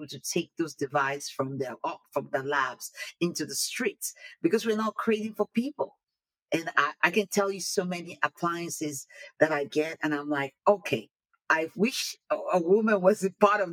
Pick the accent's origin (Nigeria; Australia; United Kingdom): Nigeria; moved away as an adult; now in United States; I was born in Nigeria, came over to the United States to go to school, then for my higher education